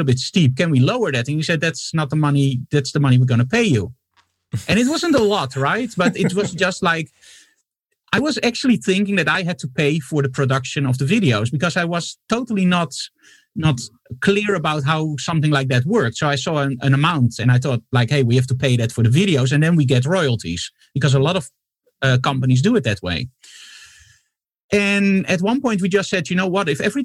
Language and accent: English; Netherlands; from the Netherlands.